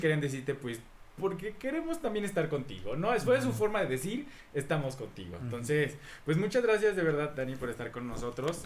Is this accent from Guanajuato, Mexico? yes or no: no; Veracruz, Mexico; yo soy de Veracruz y porque sé lo que hay en un carnaval